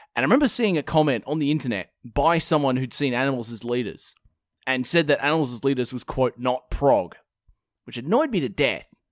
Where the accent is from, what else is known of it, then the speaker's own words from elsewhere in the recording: Perth, Western Australia, Australia; born and raised in, uh, in Perth, Western Australia